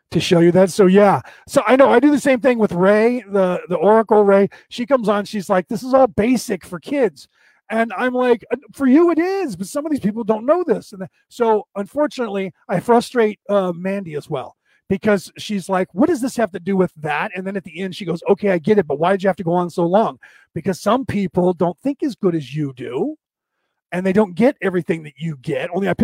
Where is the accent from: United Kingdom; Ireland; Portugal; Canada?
Ireland; It's just being Irish, I go on a lot longer than some people's patience